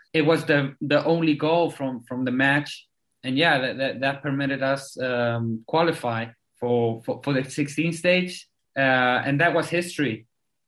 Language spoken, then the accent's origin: English; Chile; also born or lived in South Africa; I was born in South Africa. I lived there until I was 10. Came back to Chile. Well, my whole family is Chilean